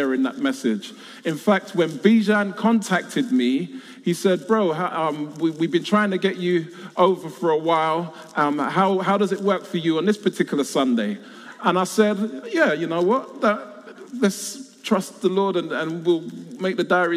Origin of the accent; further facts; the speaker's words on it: London, United Kingdom; I was born and raised in South London